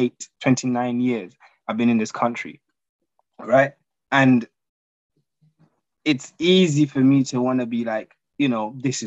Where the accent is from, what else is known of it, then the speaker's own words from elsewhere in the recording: Uganda; moved away; We love Uganda. We want to experience the best that our country has to offer.